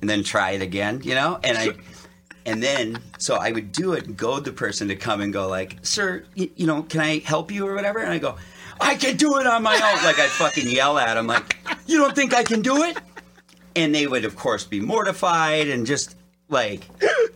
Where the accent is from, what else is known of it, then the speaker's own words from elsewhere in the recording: Detroit Lakes, Minnesota, United States; now in Los Angeles, United States; I grew up in northern Minnesota, Detroit Lakes